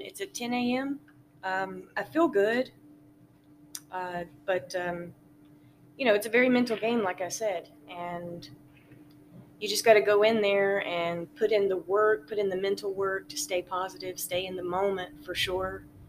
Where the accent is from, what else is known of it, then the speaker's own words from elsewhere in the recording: Guelph, Ontario, Canada; I am born and raised in Guelph, Ontario.